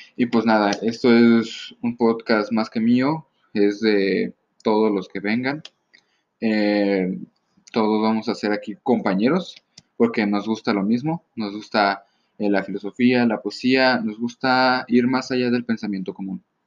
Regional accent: Mexico; soy de México

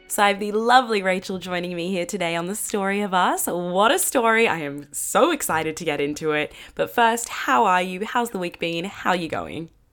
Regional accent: Australia; I was from Australia.

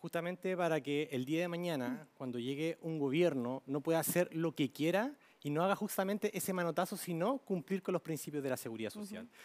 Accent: Quilpué, Valparaíso, Chile; yo soy de Quilpué, del Belloto

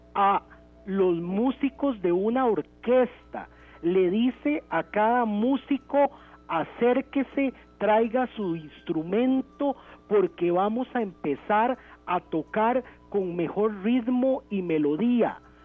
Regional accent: Costa Rica; como costarricenses

